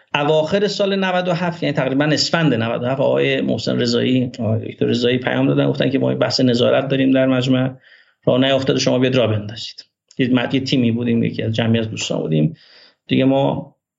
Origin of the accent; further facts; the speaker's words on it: Meshginshahr, Ardabil Province, Iran; first language Azerbaijani; Persian is a second language; من متولد 11 آذر ماه 1363 در روستای فخرآباد شهرستان مشکین شهر استان اردبیل هستم و توی دامنه های سبلان بزرگ شدم